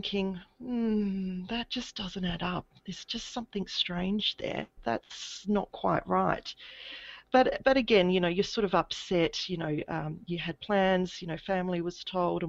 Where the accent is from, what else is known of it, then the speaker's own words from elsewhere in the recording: Adelaide, South Australia, Australia; now in Brisbane, Australia; I grew up in Adelaide in South Australia